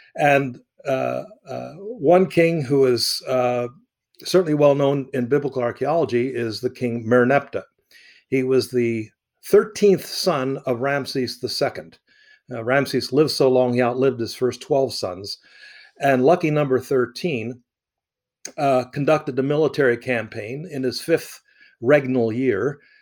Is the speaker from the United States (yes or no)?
no; Egypt; I had the the joy of of growing up in Egypt